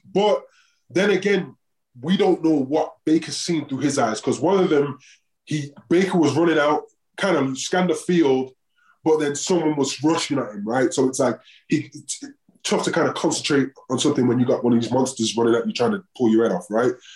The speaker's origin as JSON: {"language": "English", "region": "England", "country": "United Kingdom", "also_born_or_lived": "Oakland", "moved": "yes", "lives_now": "Denver, United States", "said": "I'm English"}